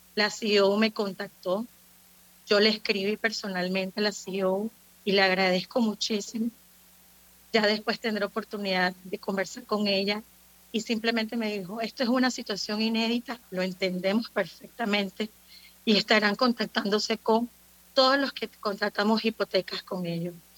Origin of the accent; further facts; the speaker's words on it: Panama; como panameños que somos